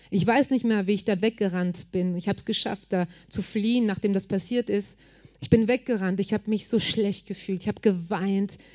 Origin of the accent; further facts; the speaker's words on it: Marseille, Provence-Alpes-Côte d'Azur, France; also born or lived in Germany; Ich bin eigentlich in Deutschland geboren. Und als wir nach Marseille gezogen, weil wir wollten Gott dienen, meine Eltern wollten Leute helfen und Jesus bringen. Und wir sind da aufgewachsen im schlimmsten Viertel von dieser Großstadt, da wo die Mafia war.